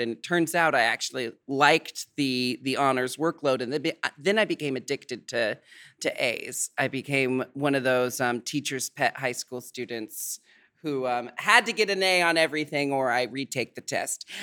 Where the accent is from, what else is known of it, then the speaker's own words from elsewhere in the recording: United States; I'm American